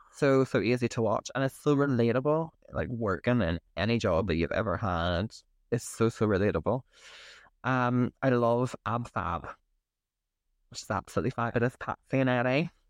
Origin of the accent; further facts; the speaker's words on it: County Derry, Northern Ireland, United Kingdom; growing up in County Derry.